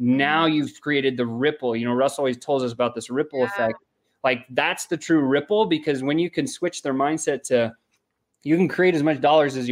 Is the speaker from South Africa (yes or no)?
yes; South Africa; I was born in South Africa